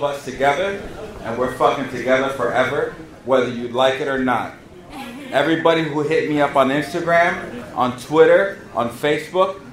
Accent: Union City, New Jersey, United States; I'm from Union City, fucking New Jersey, the largest Cuban population in the Northeast

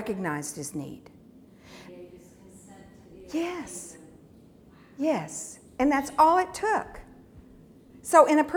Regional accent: United States; being American in America

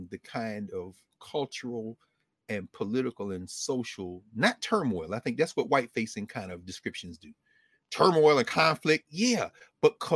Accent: Nashville, Tennessee, United States; We grew up in Nashville, Tennessee

